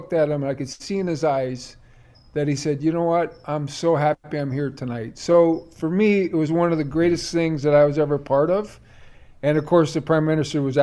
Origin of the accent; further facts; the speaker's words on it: Brantford, Ontario, Canada; now in United States; I was a 10-year-old, and that was the year I scored all the goals, and I was from Brantford